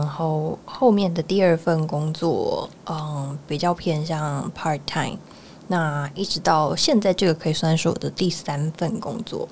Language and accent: Chinese; Miaoli County, Taiwan; moved away as an adult; now in Taipei, Taiwan; 我是苗栗人